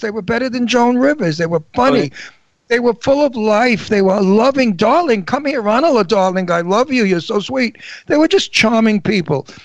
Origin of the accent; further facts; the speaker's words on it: New York, United States; accent: Brooklyn; moved away; also born or lived in Pennsylvania; I have a wonderful antique Brooklyn accent because I'm 79